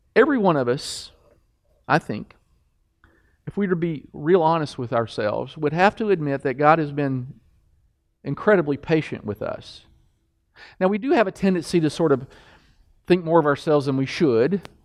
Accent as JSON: {"language": "English", "region": "Kentucky", "country": "United States", "said": "I'm from Kentucky"}